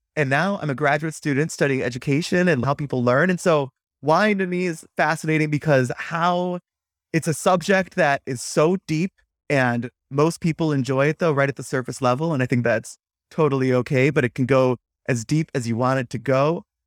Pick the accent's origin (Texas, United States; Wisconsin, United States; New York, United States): Wisconsin, United States; growing up in Wisconsin, It's a beer-centric culture.